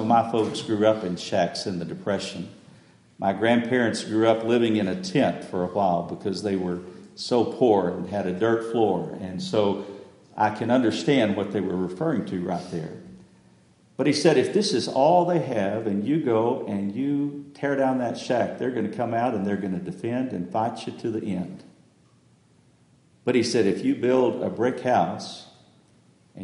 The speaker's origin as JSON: {"language": "English", "region": "West Texas", "country": "United States", "tie": "born or raised there", "said": "I grew up in West Texas"}